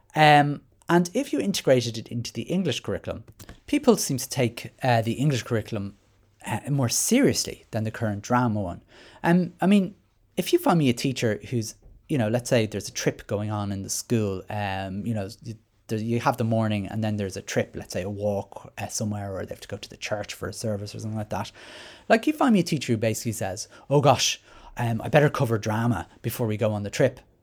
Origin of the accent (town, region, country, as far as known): Ireland